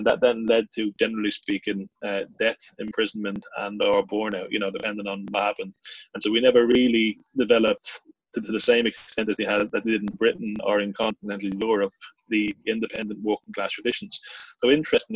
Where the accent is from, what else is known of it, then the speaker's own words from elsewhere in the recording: Dublin, Leinster, Ireland; moved away; also born or lived in London; I grew up in Dublin in sort of Kilbarrick